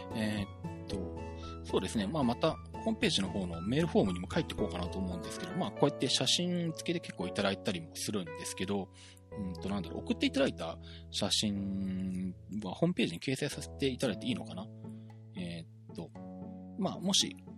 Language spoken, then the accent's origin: Japanese; Shizuoka, Japan; 地元の静岡県内